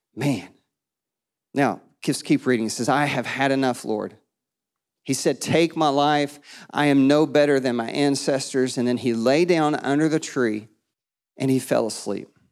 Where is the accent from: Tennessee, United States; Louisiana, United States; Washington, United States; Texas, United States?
Tennessee, United States; East; now in Murfreesboro, United States; I'm from East Tennessee. My dad's still in Kingsport